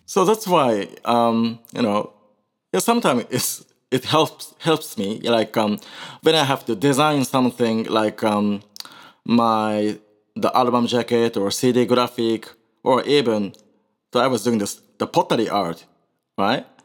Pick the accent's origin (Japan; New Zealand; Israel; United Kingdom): Japan; Osaka; English is a second language; also born or lived in Kolkata, India; after I came back to, uh, my hometown, Osaka